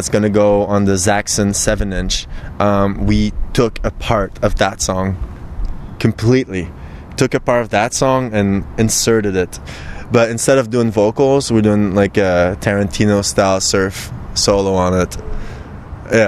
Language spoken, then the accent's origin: English; Sorel-Tracy, Quebec, Canada; now in Montreal, Canada; my hometown, Sorel